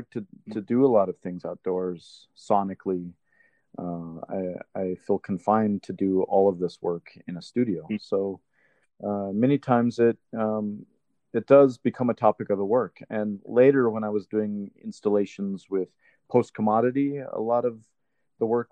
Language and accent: English; Albuquerque, New Mexico, United States; also born or lived in Chinle, Arizona (Navajo Nation); Albuquerque, New Mexico, which is where I've lived most of my life.